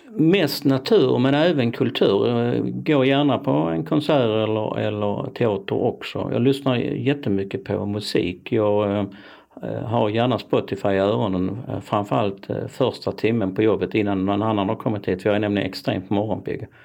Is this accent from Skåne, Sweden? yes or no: yes; Malmö, Skåne, Sweden; jag tror att jag som, som skåning då, Malmöbo, i sig i förskingringen, för jag bor inte i Malmö längre, så är jag rätt så stabil och ganska trygg.